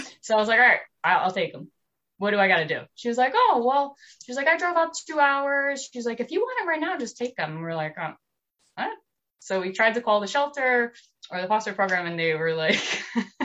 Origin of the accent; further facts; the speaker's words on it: New Jersey, United States; I'm from New Jersey